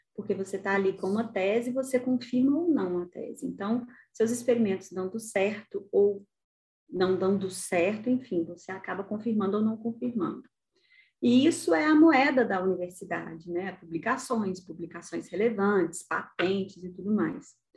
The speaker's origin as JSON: {"language": "Portuguese", "country": "Brazil", "also_born_or_lived": "Italy", "said": "eu era a única estrangeira, né? E, e vinha de um país em desenvolvimento"}